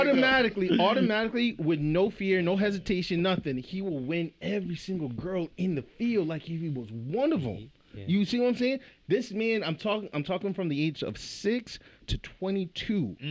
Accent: Central Falls, Rhode Island, United States; When we were growing up in Central Fall, we had a toy room

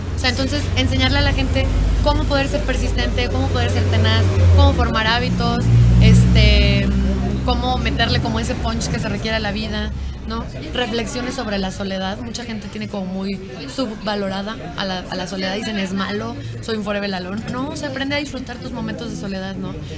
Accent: Mexico; somos tres de México

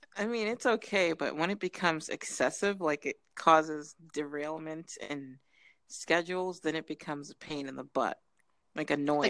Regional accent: Massachusetts, United States; also born or lived in Florida / Minnesota; I grew up in Massachusetts where I gave it a nickname, Alaska Chusetts, because it's always cold.

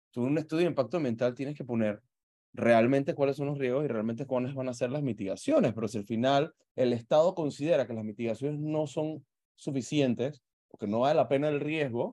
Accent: Panama; nuestra identidad como panameños

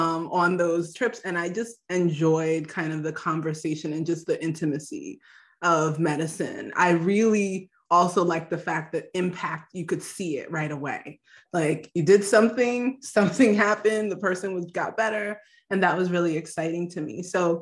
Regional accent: Nigeria; Yeah, well, you know, I'm Nigerian, so we only have like two options, actually.

